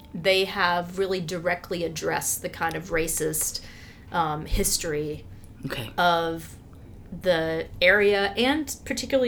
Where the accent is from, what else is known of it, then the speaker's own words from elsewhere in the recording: Albany, Georgia, United States; also born or lived in Memphis, Tennessee; I grew up in Albany, Georgia